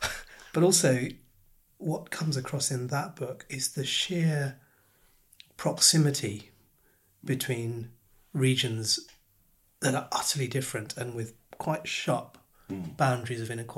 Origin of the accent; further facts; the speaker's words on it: London, United Kingdom; I grew up in East London and spent most of my youth, in fact, on the Central Line.